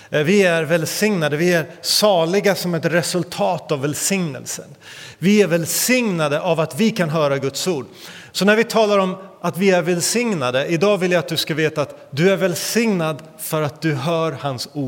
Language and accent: Swedish; India; kallas också för Indiens armhåla, inte av en slump utan på grund av dess fukt och annat. Men eh, där växte jag upp.